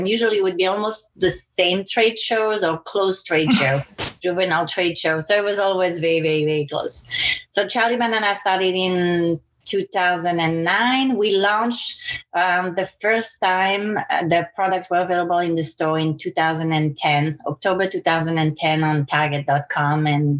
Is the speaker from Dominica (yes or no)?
no; French Caribbean, France; So I grew up on a boat with my parents. So I was kind of like a pirate. We started in France and I grew up in the Blue Lagoons of the French Caribbean.